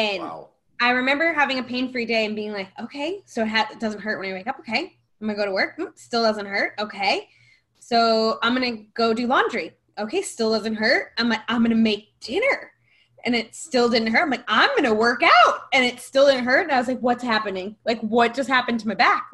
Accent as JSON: {"language": "English", "region": "New York", "country": "United States", "tie": "born or raised there", "said": "I am from New York, born and raised."}